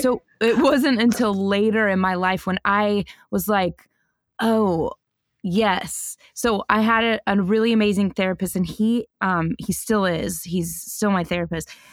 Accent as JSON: {"language": "English", "town": "Denver", "region": "Colorado", "country": "United States", "tie": "born or raised there", "said": "I grew up in Denver, Colorado"}